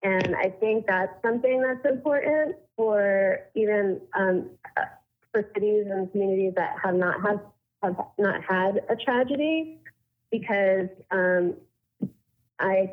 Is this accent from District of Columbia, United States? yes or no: no; Coral Springs, Florida, United States; I grew up in Coral Springs. I went to school at Douglas.